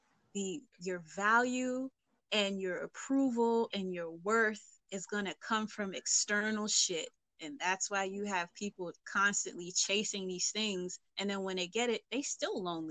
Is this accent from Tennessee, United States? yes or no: no; New York City, New York, United States; I'm from East Flatbush.